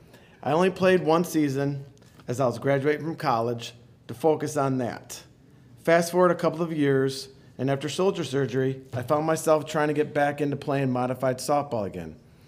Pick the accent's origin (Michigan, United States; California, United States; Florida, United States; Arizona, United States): Michigan, United States; Port Huron; Since growing up in Port Huron, the name Socorri Flyers was big, especially in hockey.